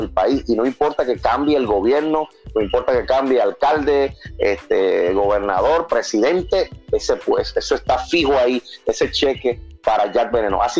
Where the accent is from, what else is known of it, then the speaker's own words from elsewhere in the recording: Dominican Republic; Recuerdo mi niñez en República Dominicana. Incluso recuerdo mi deporte, la lucha libre en República Dominicana.